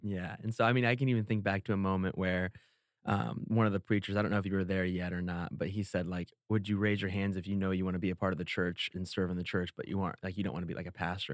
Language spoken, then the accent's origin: English; Indiana, United States; moved away as an adult; also born or lived in Iowa; now in California, United States; I am from Indiana, born and raised